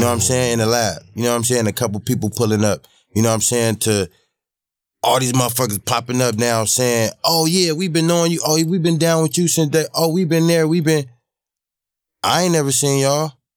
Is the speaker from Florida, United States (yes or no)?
no; Los Angeles, California, United States; I grew up on Crenshaw Slaughter